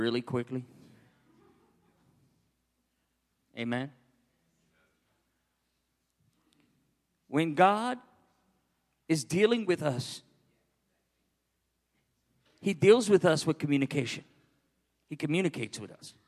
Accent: New York City, New York, United States; moved away; Born and raised in New York

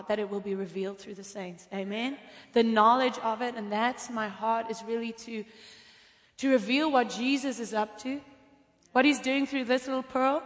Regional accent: Cape Town, Western Cape, South Africa; I am from Cape Town, South Africa

